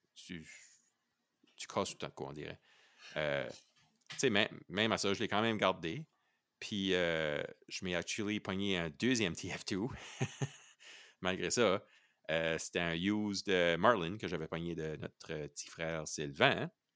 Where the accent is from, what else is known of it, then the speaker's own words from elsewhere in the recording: Canada; On est des Acadiens